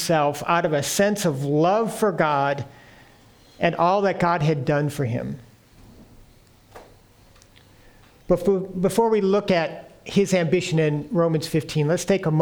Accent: United States; moved away; being an American

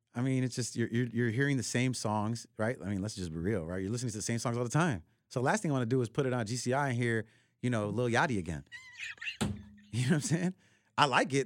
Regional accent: Chicago, Illinois, United States; my upbringing as a Chicagoan in the city

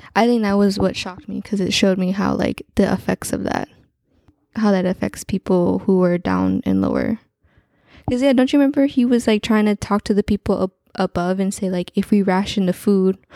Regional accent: Central Valley, California, United States; we grew up in Central Valley, California

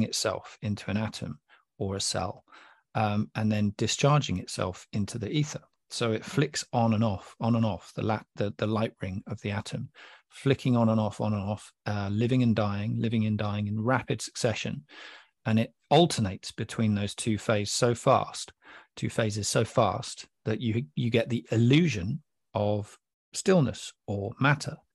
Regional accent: England, United Kingdom; I'm from England

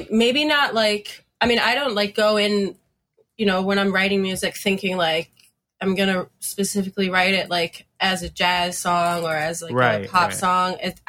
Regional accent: Fort Lauderdale, Florida, United States; I was into punk, but I like growing up in Fort Lauderdale, at least like for me, it was, I know there's like a ska scene down there, but I wasn't involved in that.

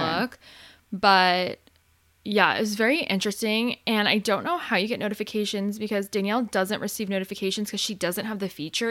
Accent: Arizona, United States; now in California, United States; I grew up in Arizona, so I never grew up with a time change. And then when I moved to California

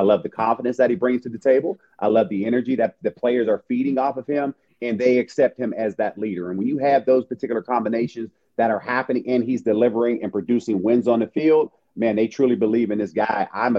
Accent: Pittsburgh, Pennsylvania, United States; moved away as an adult; I tried it the first time when I came from Pittsburgh to Eastern Michigan, and all my roommates, you know, they grew up on that.

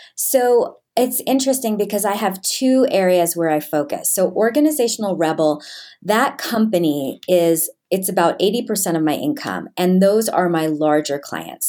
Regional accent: New York, United States; I grew up in New York in, um, a pretty well-to-do area.

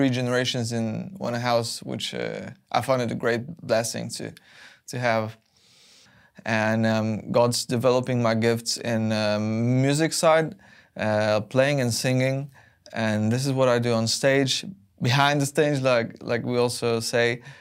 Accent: southern Poland, Poland; English is a second language; moved away as an adult; now in England; I'm from Poland, and I've been uh, raised in the south of that country, in a small countryside. And um, I'm 26 years old

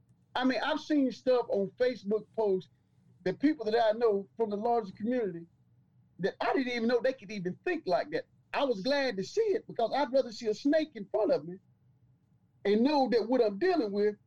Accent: Detroit, Michigan, United States; Being, you know, from the North, man, I'm from Detroit.

